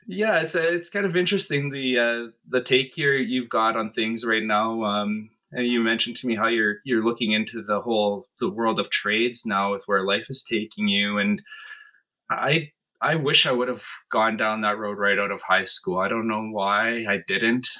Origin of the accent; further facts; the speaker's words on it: Flin Flon, Manitoba, Canada; moved away as an adult; now in Winnipeg, Canada; born and raised in Flin Flon, Manitoba, which is about uh, nine hour drive north of here